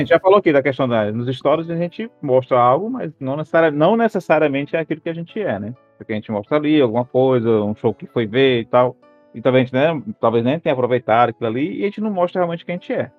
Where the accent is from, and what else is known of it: Ceará, Brazil